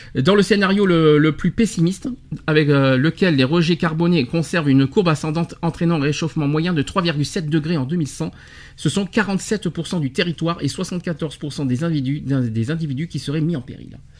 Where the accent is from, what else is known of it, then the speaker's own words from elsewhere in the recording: France; chez nous en France